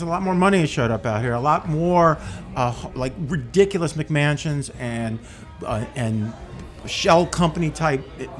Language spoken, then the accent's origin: English; New York City, New York, United States; I'm from the Upper West Side. My mom still lives in a rent control apartment that I was raised in.